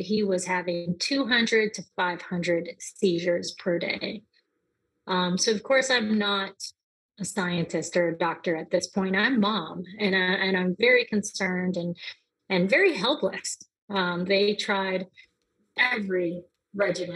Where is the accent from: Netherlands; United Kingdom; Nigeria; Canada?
Canada; moved away as an adult; also born or lived in New Orleans, United States; now in United States; I am from Canada, and I moved here to the United States to go to university